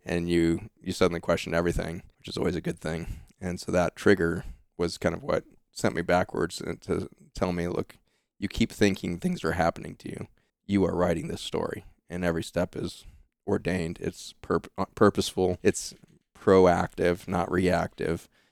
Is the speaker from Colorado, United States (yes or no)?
yes; Boulder, Colorado, United States; we grew up in the Lone Pine housing projects, uh, outside of Boulder, Colorado